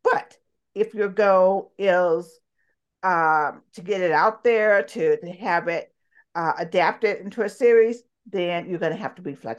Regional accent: the South, United States; I grew up in the South. I mean, how can I not be?

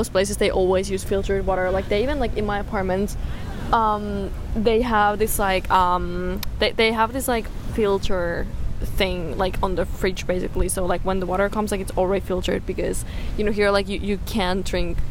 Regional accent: Finland; where I'm from Finland, like, the summer in my country is so short

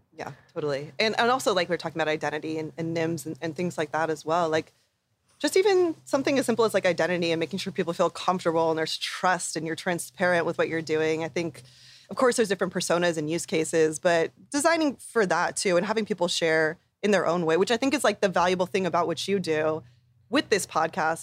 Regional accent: Bay Area, California, United States; growing up in the Bay Area

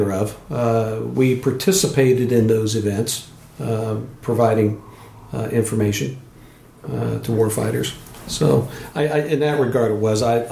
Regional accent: Columbus, Ohio, United States; moved away as an adult; also born or lived in Denver, Colorado; now in Port Hadlock, United States; I lived in one place. I grew up in Columbus, Ohio

